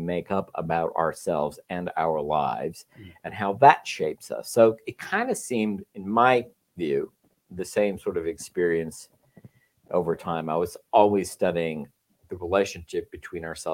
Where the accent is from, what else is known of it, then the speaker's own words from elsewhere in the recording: Texas, United States; moved away as an adult; also born or lived in Chicago; now in California, United States; I grew up in Texas, grew up Catholic